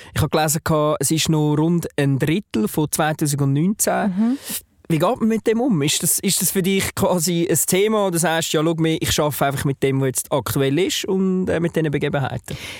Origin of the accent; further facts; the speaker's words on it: Switzerland; ich als ja, ähm, Deutschschweizer